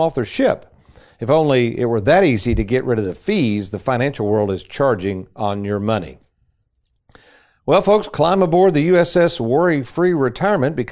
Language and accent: English; Lexington, Kentucky, United States; back in the 60s and growing up in Lexington.